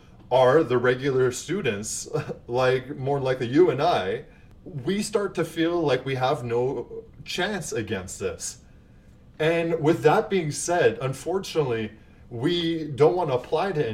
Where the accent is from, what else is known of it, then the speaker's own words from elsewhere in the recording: Canada; as a Canadian